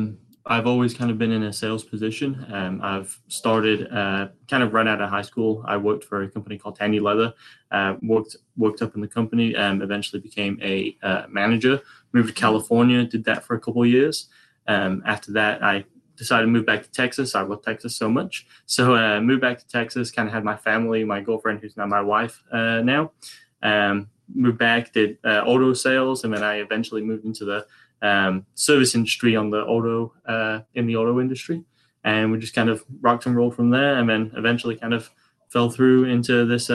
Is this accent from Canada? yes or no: no; England, United Kingdom; I'm from England originally.